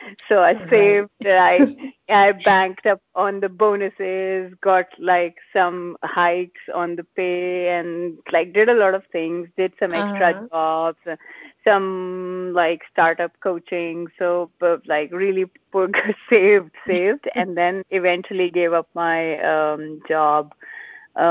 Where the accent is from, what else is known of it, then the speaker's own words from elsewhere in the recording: India; moved away as an adult; also born or lived in Singapore; we're Indian parents